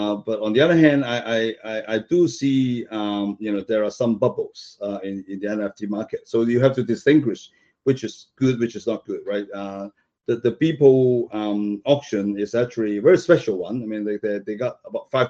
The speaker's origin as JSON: {"language": "English", "country": "Hong Kong", "moved": "yes", "said": "I came from Hong Kong"}